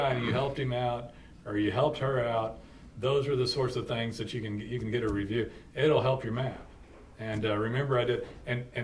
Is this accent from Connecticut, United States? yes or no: no; Muskogee, Oklahoma, United States; I'm in, uh, you know, I'm in, uh, I'm …